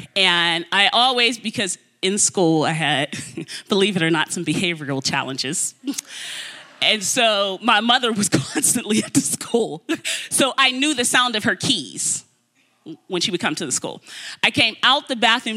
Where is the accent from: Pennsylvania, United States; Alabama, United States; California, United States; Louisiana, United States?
Pennsylvania, United States; Pittsburgh; now in Florida, United States; I'm from Pittsburgh. I live in Florida now, but I'm from Pittsburgh.